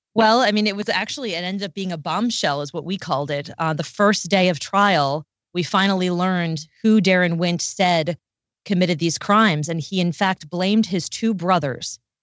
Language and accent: English; D.C., Maryland, United States; I'm from right outside Washington, D C, in Maryland.